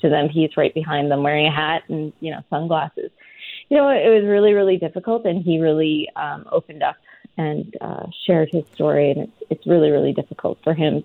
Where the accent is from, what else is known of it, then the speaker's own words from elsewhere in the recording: rural Alberta, Canada; I'm from a really small farming community in rural Alberta.